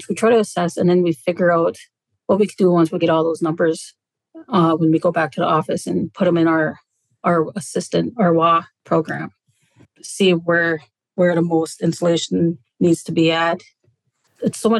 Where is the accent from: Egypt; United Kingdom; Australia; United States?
United States; Naytahwaush, Minnesota; I'm from Natawash, Minnesota